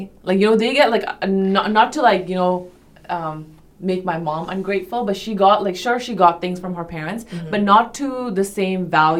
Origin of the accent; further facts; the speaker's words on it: Pakistan; But I think traditionally, like I come from Pakistan, right? So South Asian families.